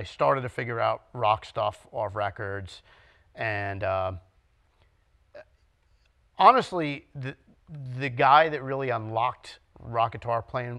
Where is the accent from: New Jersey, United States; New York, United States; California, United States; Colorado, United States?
New Jersey, United States; West Orange; also born or lived in Matawan; I grew up in West Orange.